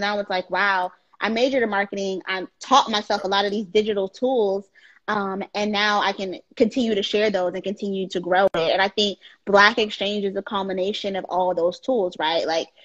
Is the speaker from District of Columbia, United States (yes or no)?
yes; Washington, District of Columbia, United States; being born and raised in Washington, D.C. creates a different type of love for your Blackness